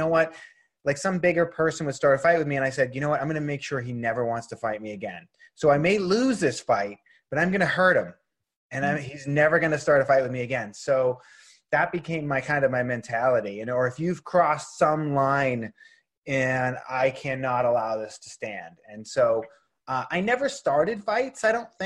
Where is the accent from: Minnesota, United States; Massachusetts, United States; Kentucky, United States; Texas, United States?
Massachusetts, United States; Boston; moved away as an adult; also born or lived in Los Angeles; growing up in Boston